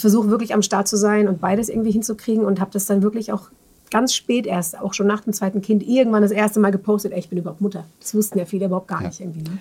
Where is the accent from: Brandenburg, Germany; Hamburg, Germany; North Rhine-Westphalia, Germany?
North Rhine-Westphalia, Germany; near Bielefeld, Detmold; moved away as an adult; also born or lived in Netherlands / Münster; now in Mannheim, Germany; aufgewachsen bin ich in der Nähe von Bielefeld, Detmold